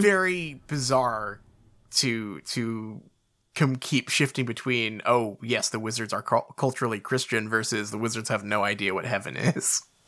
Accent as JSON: {"language": "English", "country": "United Kingdom", "said": "we're the British"}